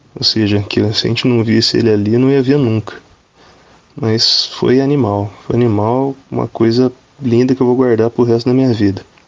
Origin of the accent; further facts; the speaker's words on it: Guaratinguetá, São Paulo, Brazil; sou daqui de Guaratinguetá